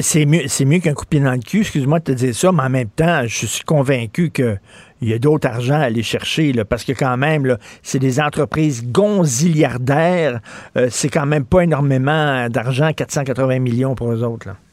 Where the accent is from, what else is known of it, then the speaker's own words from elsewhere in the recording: Montreal, Quebec, Canada; je viens d'un milieu pauvre. Je viens de Verdun, près, vous le savez, près de Pointe-Saint-Charles